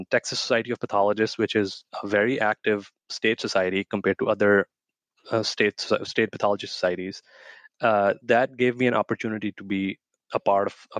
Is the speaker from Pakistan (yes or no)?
yes; Pakistan; moved away as an adult; also born or lived in West Virginia / Houston; where I grew up in Pakistan.